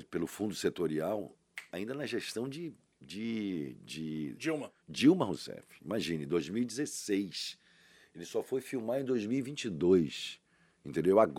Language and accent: Portuguese; Salvador, Bahia, Brazil; Rapaz, onde? eu nasci no Canela.